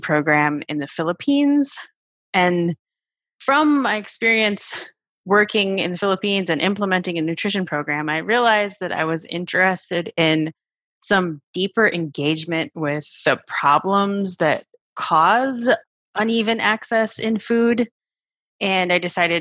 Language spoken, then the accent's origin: English; Wisconsin, United States; I grew up in Wisconsin in a relatively small town